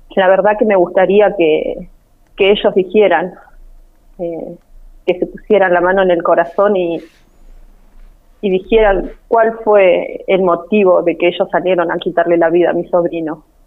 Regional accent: Trelew, Chubut, Argentina; now in Pico Truncado, Argentina; nosotros somos de, de Treleo. De Treleo.

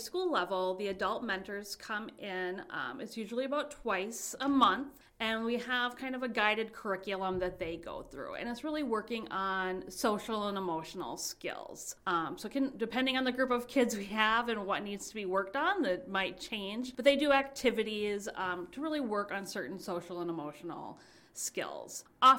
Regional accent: St. Cloud, Minnesota, United States; now in Red Wing, United States; I'm originally from St. Cloud.

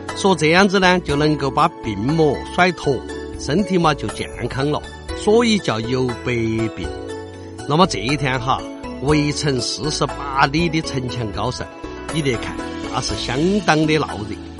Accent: Chengdu, Sichuan, China; accent: Chengdu dialect; 我们成都话呢，一般就把这个风筝，堪称叫风筝儿

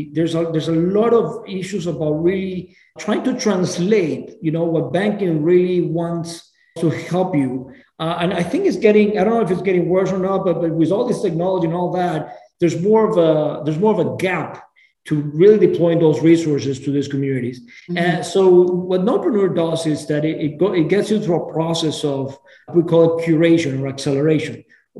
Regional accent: Venezuela; moved away as an adult; now in United States; I'm originally from Venezuela.

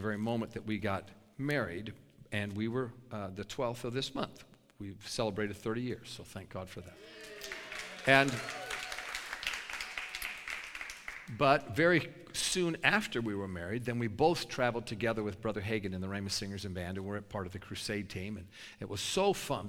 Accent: New York, United States; I'm a New Yorker

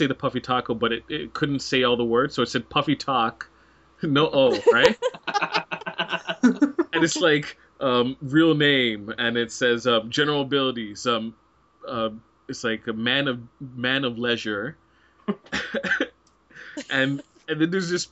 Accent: Canada; we're all from Canada

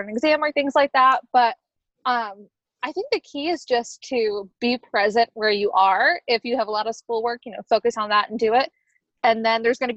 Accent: Rochester, New York, United States; moved away as an adult; also born or lived in Kent, Ohio; I'm from the Rochester, New York area, and I recently moved back here

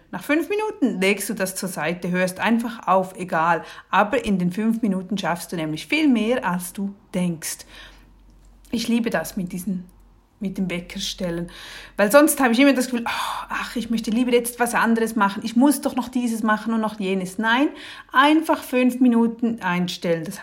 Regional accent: Switzerland; Und ich als Schweizerin, ja, was habe ich auch noch das gesamte Regal voll mit Betty Bossi Kochbüchern.

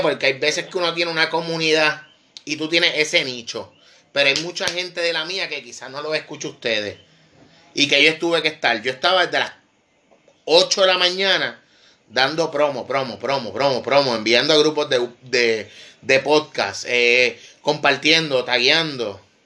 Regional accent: Vega Baja, Puerto Rico; Yo soy de Vega Baja, de la costa norte

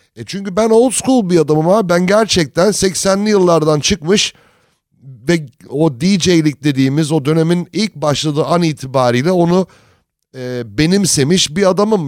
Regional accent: United States; moved away; also born or lived in Turkey; Amerika'da büyüdüm

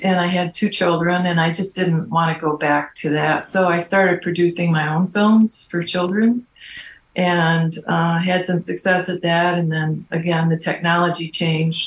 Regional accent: Kalamazoo, Michigan, United States; moved away; I was born in Kalamazoo, Michigan.

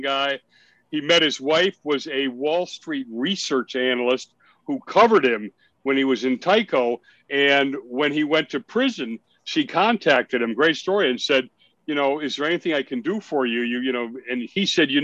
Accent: Lake Forest, Illinois, United States; I grew up in Lake Forest

